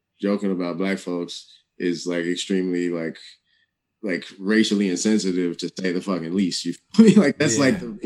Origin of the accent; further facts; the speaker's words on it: Oakland, California, United States; growing up in the Bay Area and Oakland